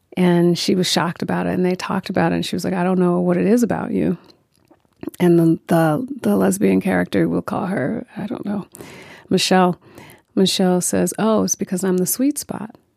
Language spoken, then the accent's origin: English; New York, United States; I'm a New Yorker. I, um, I know New York well.